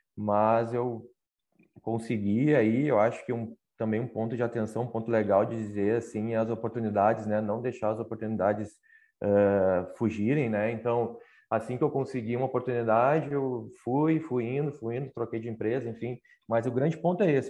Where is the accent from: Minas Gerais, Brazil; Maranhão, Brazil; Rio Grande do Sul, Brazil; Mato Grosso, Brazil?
Rio Grande do Sul, Brazil; Canoas; moved away as an adult; also born or lived in Porto Alegre; now in Pelotas, Brazil; sou natural lá de Canoas, né? Faz quatro anos que eu moro em Pelotas